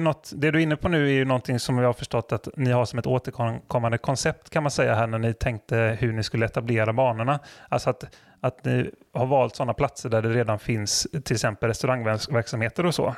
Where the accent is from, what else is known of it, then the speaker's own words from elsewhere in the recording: West coast of Sweden, West Sweden, Sweden; västkust tänker ju jag spontant som är därifrån